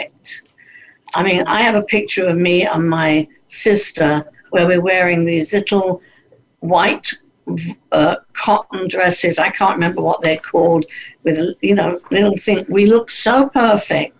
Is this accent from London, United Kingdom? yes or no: yes; London, United Kingdom; moved away as an adult; also born or lived in Vancouver, Canada; I did get a job working in the West End of London, which is where I lived